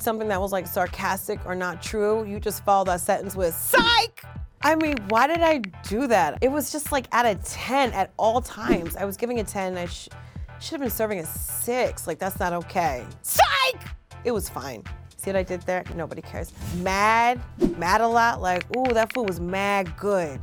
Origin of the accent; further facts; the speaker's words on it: New Jersey, United States; this is my hometown slang. When I was growing up